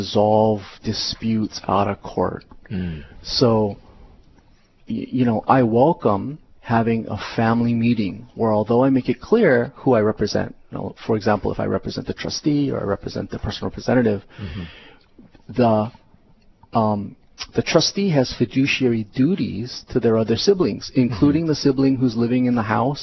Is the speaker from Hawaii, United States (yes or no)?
yes; Honolulu, Hawaii, United States; I was born and raised in Honolulu